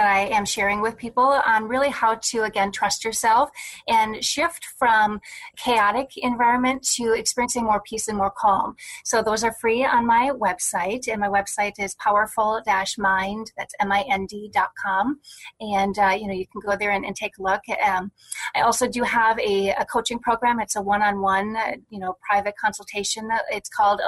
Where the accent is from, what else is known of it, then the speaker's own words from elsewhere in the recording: Wisconsin, United States; I was born in Wisconsin